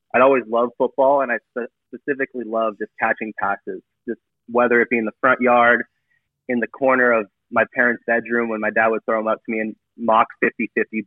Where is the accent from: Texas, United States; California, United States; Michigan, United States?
California, United States; San Diego; originally I'm from San Diego, grew up there